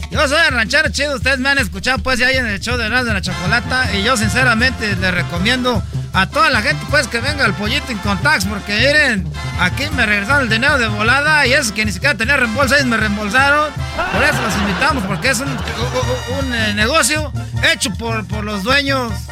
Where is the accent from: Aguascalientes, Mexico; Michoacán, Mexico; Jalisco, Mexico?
Michoacán, Mexico; Yo soy pues de Michoacán, son 100 mentirosos, pero les voy a decir